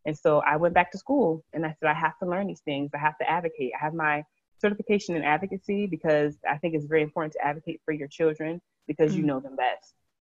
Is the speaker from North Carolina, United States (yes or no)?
no; Connecticut, United States; now in Alabama, United States; We live in Alabama. I love where I live. I love my children. I'm truly enjoying being down south. We are originally from Connecticut, so it's a nice big change for us.